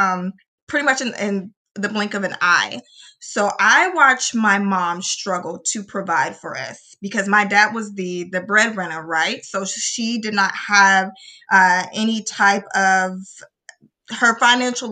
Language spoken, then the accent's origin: English; Little Rock, Arkansas, United States; I am from Little O, Arkansas